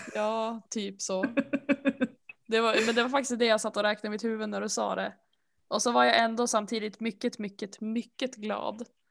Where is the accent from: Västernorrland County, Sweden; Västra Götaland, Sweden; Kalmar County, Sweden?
Västernorrland County, Sweden; Härnösand; jag är uppvuxen i Härnösand